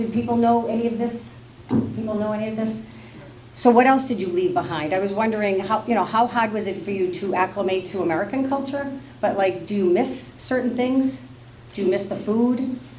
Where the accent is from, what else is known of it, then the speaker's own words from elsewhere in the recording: Iran; now in United States; I was born and raised in the Islamic Republic of Iran.